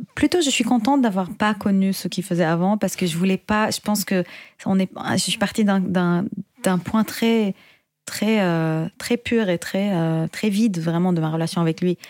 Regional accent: Syria; now in Paris, France; je suis chanteuse, compositrice originaire de Syrie

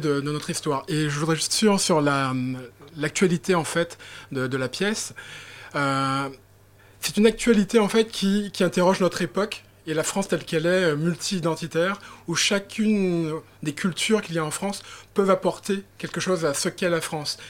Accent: Guadeloupe; moi je suis guadeloupéen

